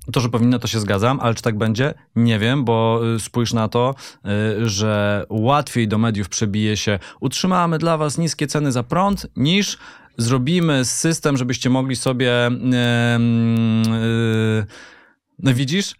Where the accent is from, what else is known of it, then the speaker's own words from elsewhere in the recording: Katowice, Silesian Voivodeship, Poland; ja też jestem Ślązakiem, też z Katowic